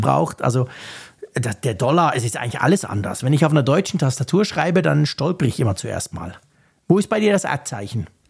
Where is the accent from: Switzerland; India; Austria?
Switzerland; bei uns in der Schweiz